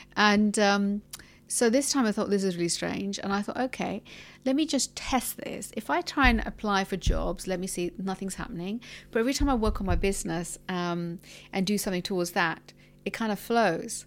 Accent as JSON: {"language": "English", "region": "London", "country": "United Kingdom", "moved": "as an adult", "lives_now": "United Arab Emirates", "said": "I'm from London and I've been here in the U A E for about, I think, nearly thirteen years."}